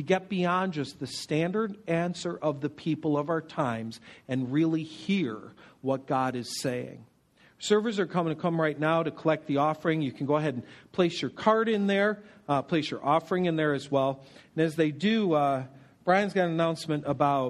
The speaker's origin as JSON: {"language": "English", "country": "United States"}